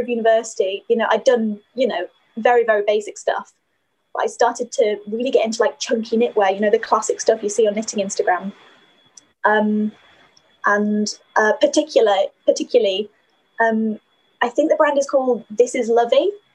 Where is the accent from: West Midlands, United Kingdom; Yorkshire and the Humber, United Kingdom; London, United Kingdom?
Yorkshire and the Humber, United Kingdom; Skipton; accent: northern lilt; moved away as an adult; now in Durham, United Kingdom; my hometown, Skipton